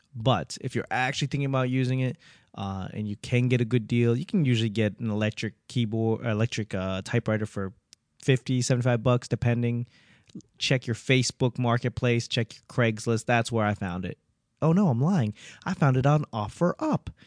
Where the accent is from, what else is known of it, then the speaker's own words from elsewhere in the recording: Boston, Massachusetts, United States; growing up in Boston, there's a lot of Cantonese speakers